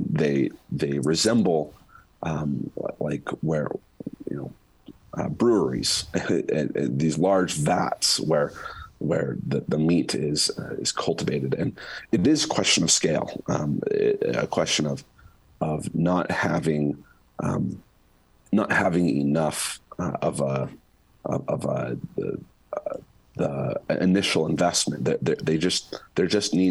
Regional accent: Utah, United States; my home state of Utah

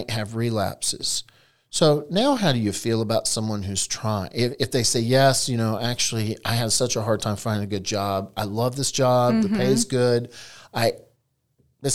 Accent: Eastern North Carolina, United States; I was raised in Eastern North Carolina, where both my grandparents had tobacco farms

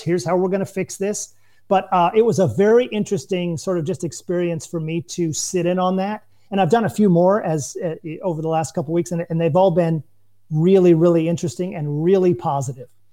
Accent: United States; moved away as an adult; now in France; as an American

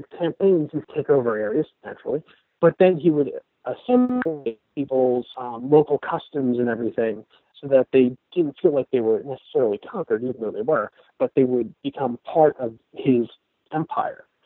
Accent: Pittsburgh, Pennsylvania, United States; born or raised there; now in Florida, United States

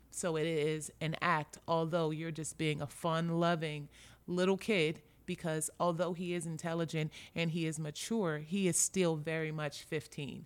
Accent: Los Angeles, California, United States; born or raised there; moved away as an adult

